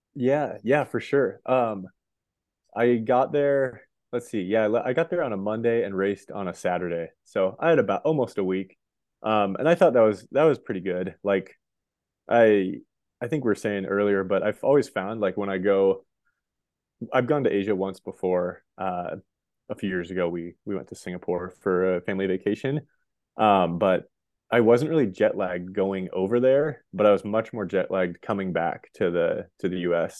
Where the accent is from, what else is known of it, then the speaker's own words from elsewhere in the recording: Montana, United States; also born or lived in Boulder, Colorado; I grew up in Montana, went to school in Boulder for those five years, and then I actually moved back to my hometown